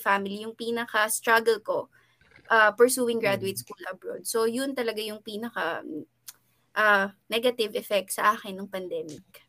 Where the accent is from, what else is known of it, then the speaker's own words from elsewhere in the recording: Philippines; moved away as an adult; now in South Korea; hindi ako makauwi ng Pilipinas